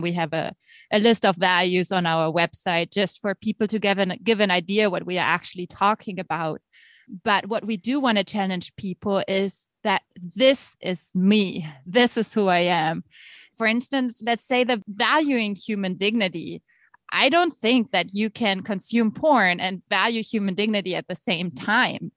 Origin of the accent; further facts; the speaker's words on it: Germany; accent: German; moved away as an adult; also born or lived in Nebraska, United States; now in United States; As you can hear by my accent, I am actually German and have lived in the States now for about two years